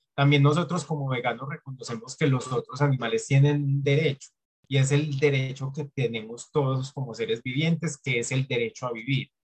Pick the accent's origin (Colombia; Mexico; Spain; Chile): Colombia; Antioquia; Yo soy de Colombia y en Colombia tenemos la percepción, o sobre todo en mi región, que es Antioquia